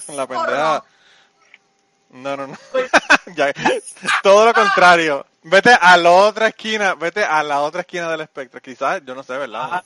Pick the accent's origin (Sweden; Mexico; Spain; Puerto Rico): Puerto Rico; moved away; nosotros tenemos como boricuas